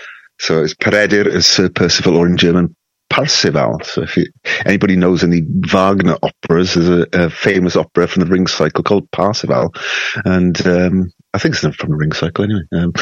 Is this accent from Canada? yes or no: no; Wales, United Kingdom; Growing up in Wales, you know, as you probably know, it's very musical. There's music everywhere.